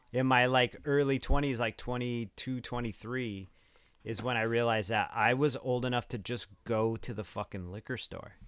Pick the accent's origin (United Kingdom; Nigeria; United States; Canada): United States; born or raised there